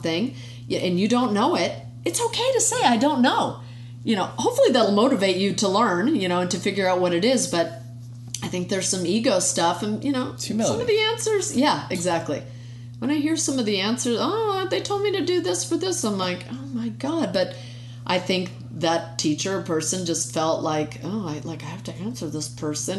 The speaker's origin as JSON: {"language": "English", "country": "United States", "said": "being an American, you know, we've grown up with this idea of separation of church and state"}